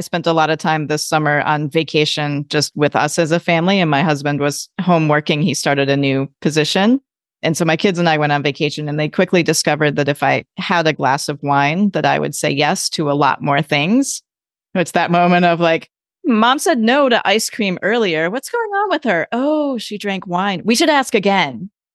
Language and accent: English; Midwest, United States; now in California, United States; I grew up in the Midwest